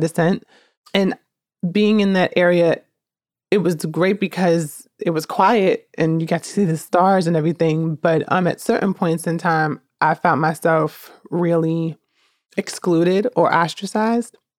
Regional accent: Newark, New Jersey, United States; also born or lived in Jackson, New Jersey; I'm born and raised in Newark, New Jersey, 'cause that's just where m, most of my life took place.

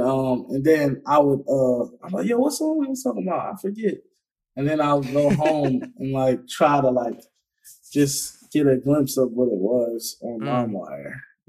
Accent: Philadelphia, Pennsylvania, United States; Like, I guess where I grew up, what we all from Philly, where we call Philly, is like, you know, the inner city pretty much.

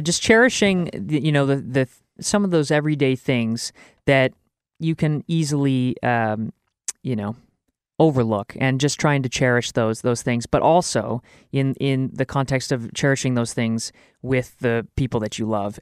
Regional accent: Canada; as a, as a Canadian

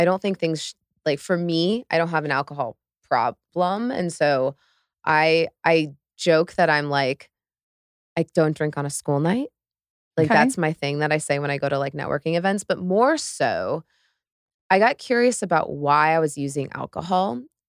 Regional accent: Midwest, United States; because I was raised in the Midwest, pretty conservative upbringing

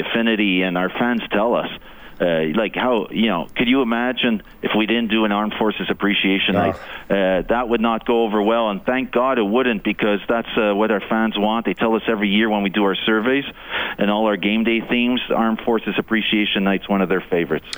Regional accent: Canada; also born or lived in Eastern Canada; now in Edmonton, Canada; as a Canadian

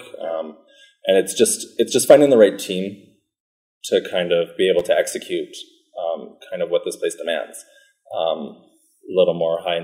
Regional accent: Portage la Prairie, Manitoba, Canada; moved away as an adult; now in Winnipeg, Canada; I'm not from Winnipeg. Originally, I'm from Porter's Prairie, so yep. Just outside.

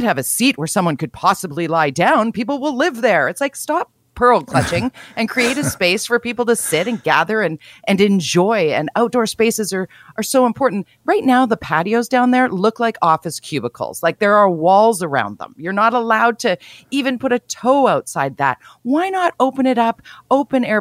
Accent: Tsawwassen, British Columbia, Canada; as a teenager growing up in a suburb, I grew up in Tawasin

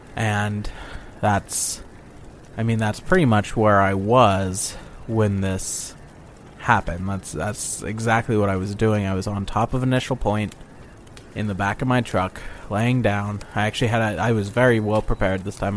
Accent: Boise, Idaho, United States; I'm from Boise, Idaho.

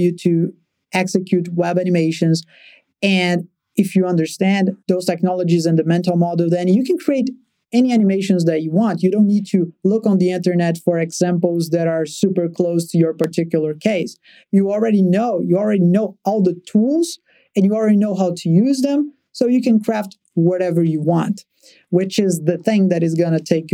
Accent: Brazil; born or raised there

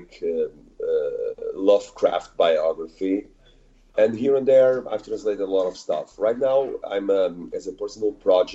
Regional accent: Portugal; I'm from Portugal

